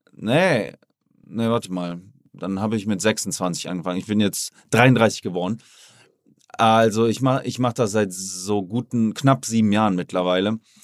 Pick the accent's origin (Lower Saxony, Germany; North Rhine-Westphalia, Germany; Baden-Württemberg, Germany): Lower Saxony, Germany; Oldenburg; moved away as an adult; now in Miami, United States; Jetzt war ich auch in Oldenburg, meine Heimat, habe mir da ein Haus gekauft, finanziert